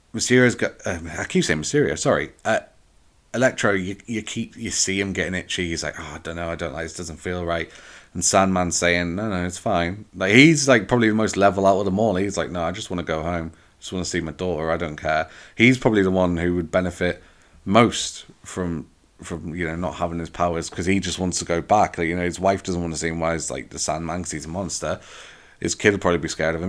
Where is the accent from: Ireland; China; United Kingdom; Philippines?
United Kingdom; England; I'm from England. English people are quite reserved within crowds